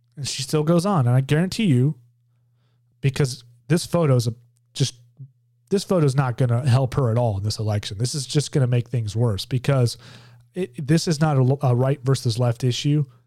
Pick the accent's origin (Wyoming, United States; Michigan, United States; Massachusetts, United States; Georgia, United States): Georgia, United States; my home state of Georgia